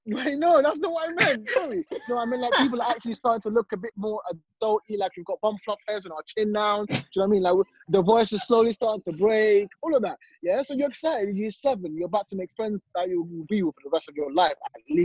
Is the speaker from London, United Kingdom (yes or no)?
yes; London, United Kingdom; my school, where I grew up in East London, is majority of them are black.